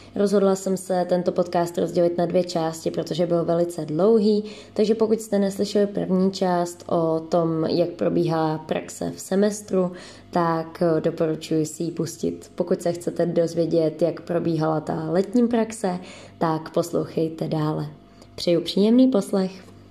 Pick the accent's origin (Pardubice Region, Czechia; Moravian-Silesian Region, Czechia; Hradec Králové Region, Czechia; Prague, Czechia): Pardubice Region, Czechia; Pardubice; moved away as an adult; now in Brno, Czechia; jsem z Pardubic